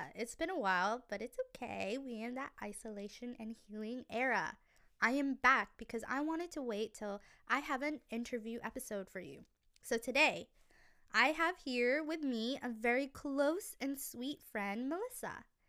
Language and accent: English; Saudi Arabia; also born or lived in Philippines / Florida, United States; now in Vancouver, Canada; I grew up in Saudi, Philippines, and I stayed a little in Florida, and I just love summer.